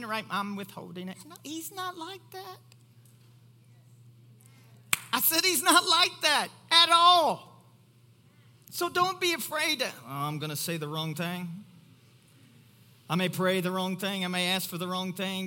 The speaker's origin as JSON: {"language": "English", "region": "Kentucky", "country": "United States", "said": "I'm from Kentucky"}